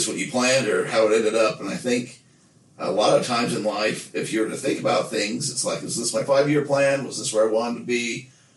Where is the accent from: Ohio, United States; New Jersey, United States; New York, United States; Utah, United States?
Utah, United States; Nephi; growing up in Nephi